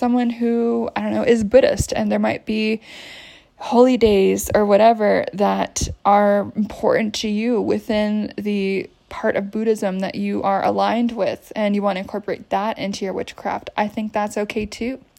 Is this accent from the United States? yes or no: yes; United States; moved away; I grew up in the States.